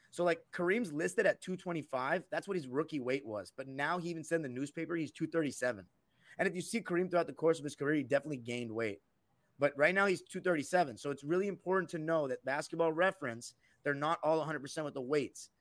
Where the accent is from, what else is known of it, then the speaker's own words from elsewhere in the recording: West Coast, United States; a West Coast guy like me